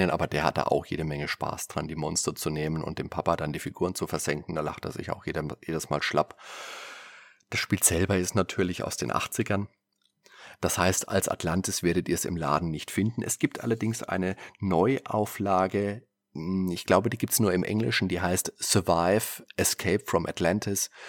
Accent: Würzburg, Bavaria, Germany; Da kann ich mich erinnern, da war ich damals immer, wenn ich mit meiner Mutter einkaufen war, bei uns in Würzburg im Wertkauf damals noch.

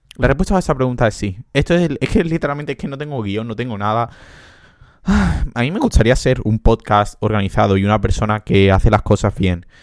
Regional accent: Andalusia, Spain; moved away as an adult; now in Portugal; soy andaluz, soy muy andaluz

